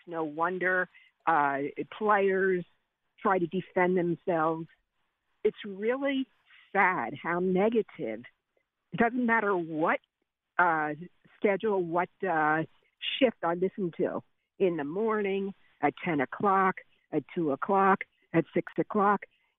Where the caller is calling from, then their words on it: Pottstown, Pennsylvania, United States; I'm calling from Pottstown.